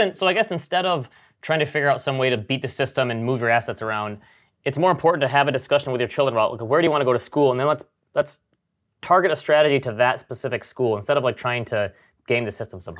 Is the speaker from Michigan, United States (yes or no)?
yes; Grand Rapids, Michigan, United States; born or raised there